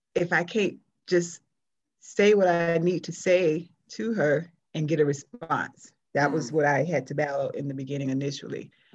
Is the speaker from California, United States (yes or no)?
no; South Florida, United States; moved away as an adult; since I I left South Florida, which was in the early '90s, I'm I'm I still call Florida home. That's my hometown